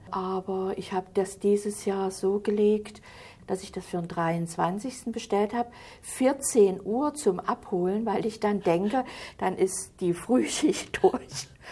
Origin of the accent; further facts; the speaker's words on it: Halle, Saxony-Anhalt, Germany; moved away as an adult; also born or lived in Hesse; Ich bin geboren in Halle, im Stadtteil Trotha. Das ist eine sehr schöne Gegend gewesen.